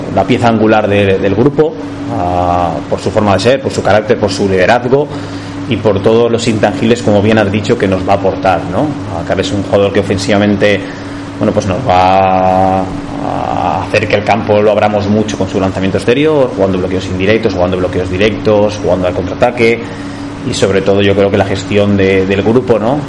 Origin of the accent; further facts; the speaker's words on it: Mallorca, Balearic Islands, Spain; now in Almansa, Spain; mi tierra, en Mallorca